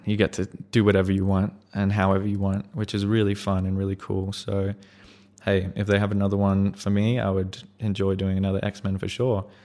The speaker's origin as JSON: {"language": "English", "region": "Queensland", "country": "Australia", "tie": "born or raised there", "said": "go from New Zealand to Queensland, kind of be able to stay in my, my hometown area"}